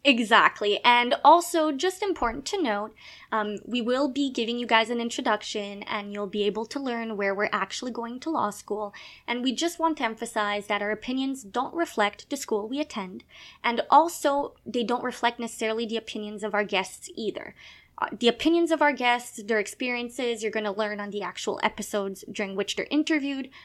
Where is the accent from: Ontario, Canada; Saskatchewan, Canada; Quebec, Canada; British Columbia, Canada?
Quebec, Canada; Gatineau; first language French; English is a second language; also born or lived in Montreal; I was born in Quebec. I am a francophone. Uh, so I l- basically lived in Montreal when I was uh, younger, but I spent most of my time in a little place called Gatineau